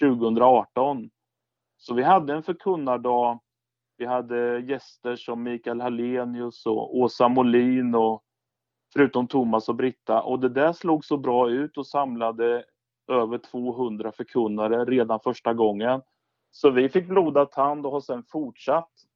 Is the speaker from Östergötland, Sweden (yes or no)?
yes; Skeda, Östergötland, Sweden; den församling jag växte upp i, i Skeda, utanför Linköping